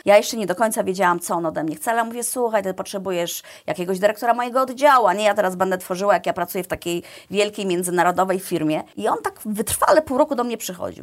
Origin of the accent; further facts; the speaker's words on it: Iława, Warmian-Masurian Voivodeship, Poland; moved away as an adult; also born or lived in Toruń; Ja jestem z mniejszego miasta, pochodzę z Iławy.